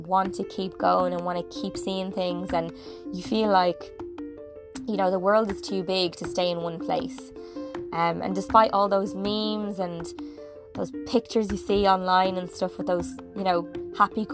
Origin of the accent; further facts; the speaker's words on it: Ireland; moved away as an adult; growing up in Ireland